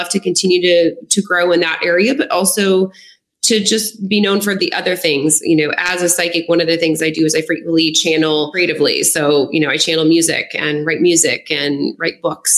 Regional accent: Lafayette, United States; moved away as an adult; also born or lived in Denver; now in Los Angeles, United States; my hometown of Lafayette, where I was living at the town at the time

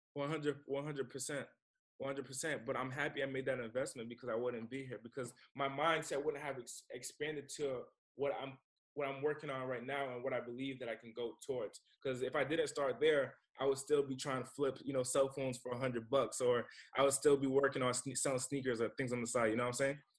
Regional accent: Rhode Island, United States; now in California, United States; Rhode Island's my hometown.

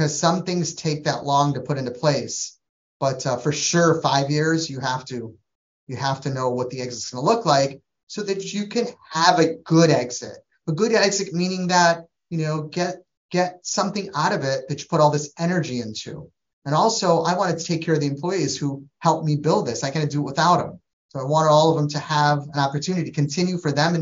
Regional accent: Trinidad & Tobago; moved away; I'm from Trinidad, West Indies, so we're Asian Indian

